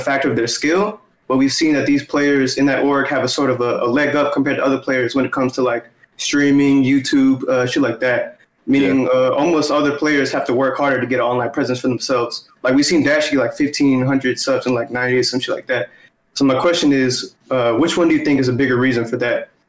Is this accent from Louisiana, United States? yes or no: yes; New Orleans, Louisiana, United States; I'm from New Orleans